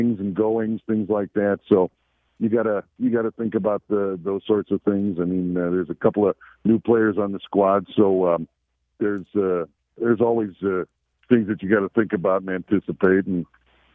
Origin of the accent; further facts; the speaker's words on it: Milwaukee, Wisconsin, United States; I'm proud to say I'm from Milwaukee and from the Milwaukee area